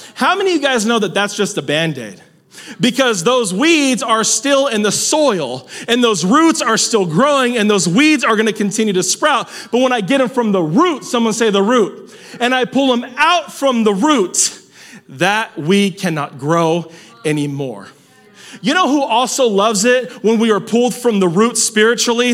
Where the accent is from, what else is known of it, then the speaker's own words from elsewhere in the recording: Salinas, California, United States; I'm from Salinas